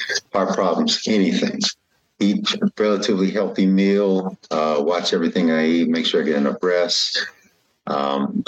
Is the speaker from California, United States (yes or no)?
yes; Los Angeles, California, United States; I grew up what they call Southwest LA.